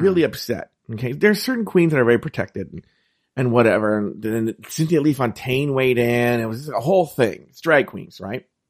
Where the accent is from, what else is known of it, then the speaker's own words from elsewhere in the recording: California, United States; I'm from California